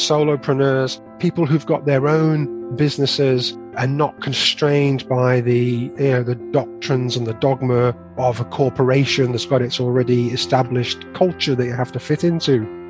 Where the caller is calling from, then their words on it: West Midlands, United Kingdom; I'm in sunny Staffordshire.